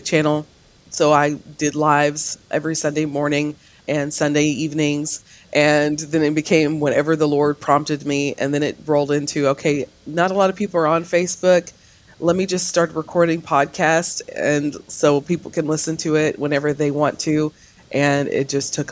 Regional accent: Canton, Texas, United States; I'm from Canton, Texas

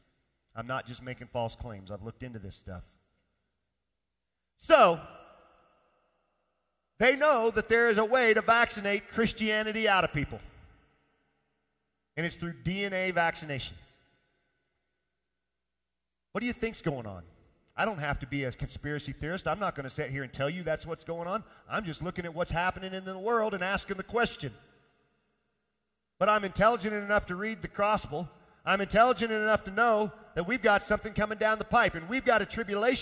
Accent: Midwest, United States; moved away; I come from the Midwest. We raise a lot of grain, a lot of soybeans, and a lot of corn back there.

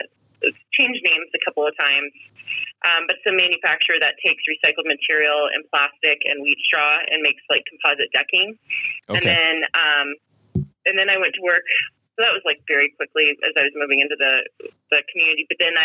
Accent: Atlanta, Georgia, United States; I came from Atlanta, Georgia, and last recruiting trip in April, 1998

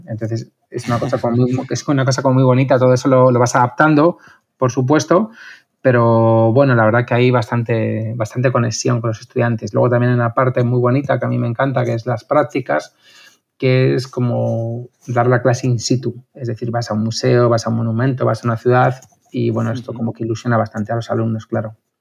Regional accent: Madrid, Community of Madrid, Spain; also born or lived in Toledo; soy de Madrid

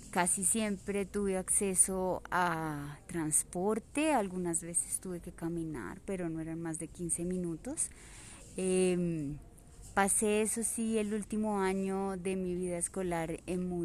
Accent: Manizales, Caldas, Colombia; born there; also born or lived in Pasto; now in Bogotá, Colombia; nací en Manizales, Caldas. Durante muchos años viví en la ciudad de Pasto y actualmente vivo en Bogotá.

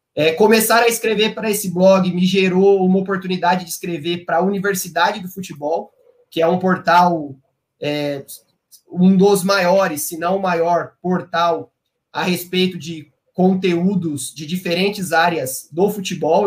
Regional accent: Campinas, São Paulo, Brazil; eu sou de Campinas, eu fiz faculdade de educação física em Campinas mesmo, na Unicamp

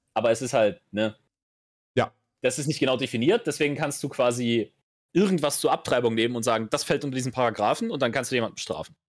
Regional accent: Germany; bei uns in Deutschland

